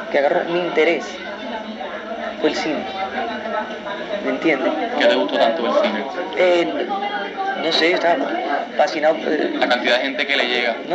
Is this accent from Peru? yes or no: no; Puerto Rico; lo hago como latino, lo hago como puertorriqueño